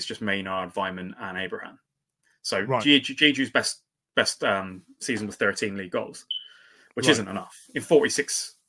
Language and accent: English; Canada; Yeah. I'm so Canadian.